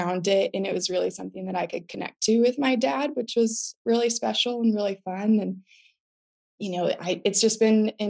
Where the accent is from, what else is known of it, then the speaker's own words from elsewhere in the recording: Southern California, United States; now in Austin, United States; I am in Austin, Texas. But I was born and raised in Southern California